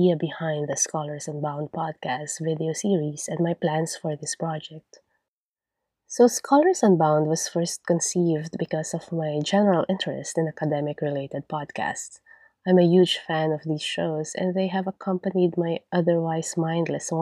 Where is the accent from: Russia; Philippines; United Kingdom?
Philippines; accent: Filipino; first language Tagalog; English is a second language; moved away; my accent will never be unrecognizably Filipino